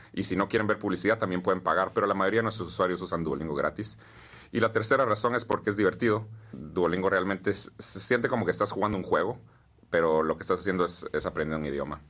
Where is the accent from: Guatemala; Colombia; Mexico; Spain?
Guatemala; moved away as an adult; now in United States; Nací y crecí en Guatemala.